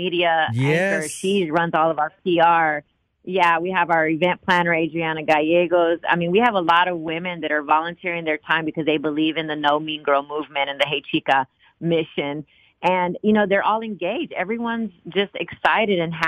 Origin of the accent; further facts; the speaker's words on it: Austin, Texas, United States; now in Dallas, United States; I'm from Austin